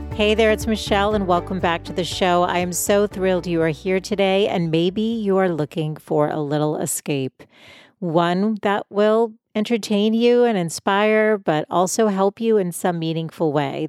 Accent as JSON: {"language": "English", "town": "Boston", "region": "Massachusetts", "country": "United States", "tie": "born or raised there", "moved": "as an adult", "lives_now": "San Diego, United States", "said": "I'm from Boston originally. We moved out to San Diego five years ago, but I'm definitely a city person and lived my whole life there"}